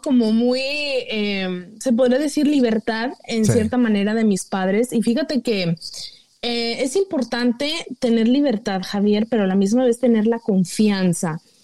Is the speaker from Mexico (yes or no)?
yes; Mexico; uno como mexicano